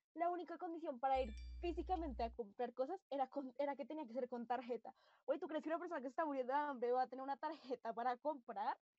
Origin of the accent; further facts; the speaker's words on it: Colombia; como colombianos fuimos re estúpidos, pana.